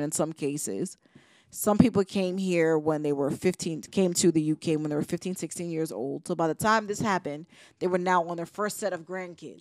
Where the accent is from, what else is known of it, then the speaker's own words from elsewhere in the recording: New York, United States; moved away; also born or lived in Virginia; growing up in New York allowed me the space to explore what it meant to be as a first generation